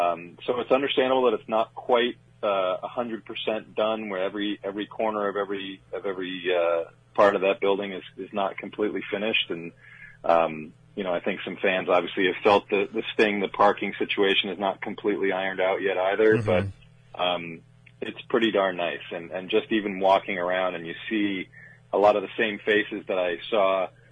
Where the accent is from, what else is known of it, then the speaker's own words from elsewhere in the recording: New York City, New York, United States; I grew up in New York City, pretty close to Madison Square Garden.